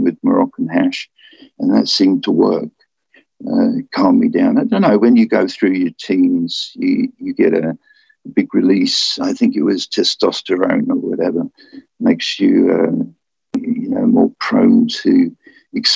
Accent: London, United Kingdom; moved away as an adult; also born or lived in Philippines; I'm a Londoner.

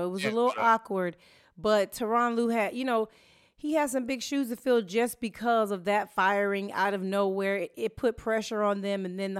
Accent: St. Louis, Missouri, United States; born there; And I was born in St. Louis, which is not that far away.

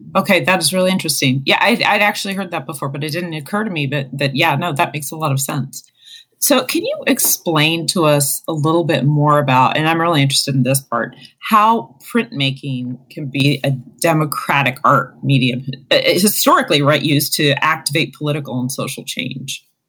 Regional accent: Arizona, United States; now in Ohio, United States; my home state of Arizona

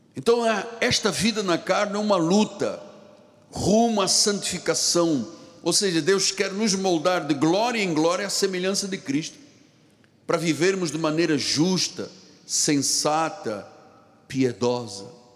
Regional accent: Luanda, Luanda Province, Angola; now in Rio de Janeiro, Brazil; eu nasci num país muito distante daqui, em África. Eu sou africano de Angola, de Luanda

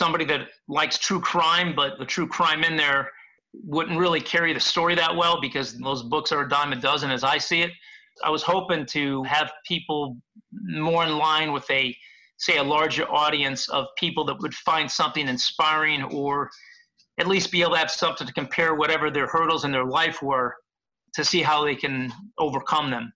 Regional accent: Chicago, Illinois, United States; moved away; also born or lived in Los Angeles; growing up in Chicago and Los Angeles

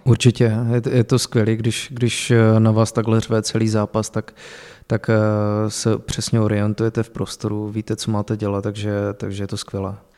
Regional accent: Zlín, Zlín Region, Czechia; moved away as an adult; also born or lived in Vlašim / Opava; now in Pardubice, Czech Republic; já jsem začínal s fotbalem v pěti letech ve Zlíně. eh, kde jsem se narodil a odkud pocházím

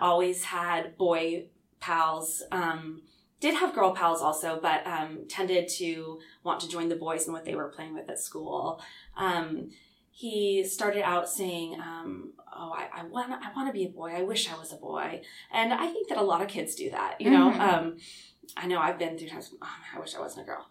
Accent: Lewiston, Idaho, United States; moved away; also born or lived in Clarkston, Washington; my hometown

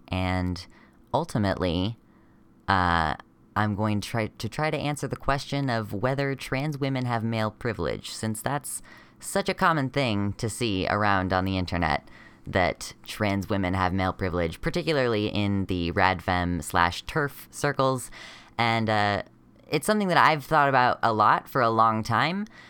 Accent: United States; I'm a transmasculinish person from America

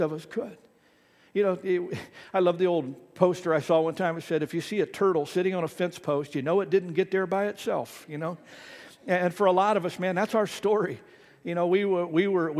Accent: Ohio, United States; moved away; I grew up in Ohio

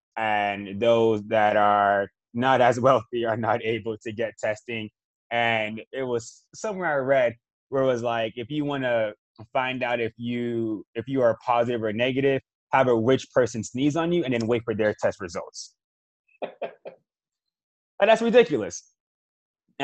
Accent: Miami, Florida, United States; I grew up in Miami

